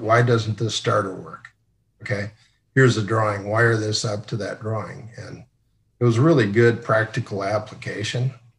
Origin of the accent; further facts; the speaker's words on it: Sioux Center, Iowa, United States; also born or lived in Columbus, Nebraska; I grew up in Sioux Center, Iowa.